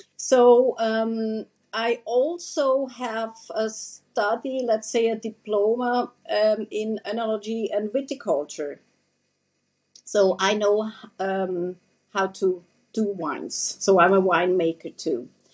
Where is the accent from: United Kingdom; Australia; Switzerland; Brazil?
Switzerland; moved away as an adult; also born or lived in Sarajevo, Bosnia and Herzegovina; now in Herzegovina, Bosnia and Herzegovina; originally, I'm coming from Swiss. Um, I'm from Switzerland. I'm Swiss and um, I live here in Bosnia and Herzegovina since 2018